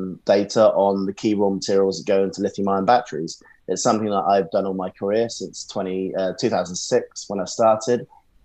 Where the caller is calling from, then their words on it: London, United Kingdom; Central London at the moment today